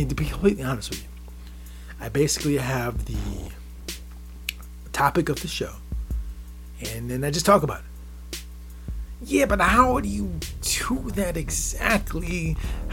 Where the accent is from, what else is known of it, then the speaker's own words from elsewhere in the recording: Midwest, United States; I'm from the Midwest. It's the perspective of a guy from the Midwest.